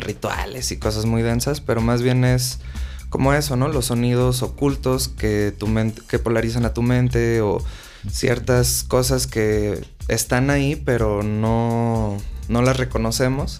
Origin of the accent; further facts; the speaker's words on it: Mexico; soy mexicano